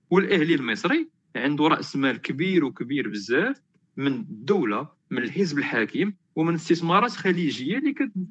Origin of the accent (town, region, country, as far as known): Morocco